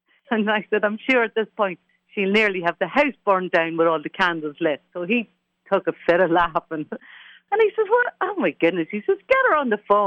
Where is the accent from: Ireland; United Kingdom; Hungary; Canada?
Ireland; As an Irish person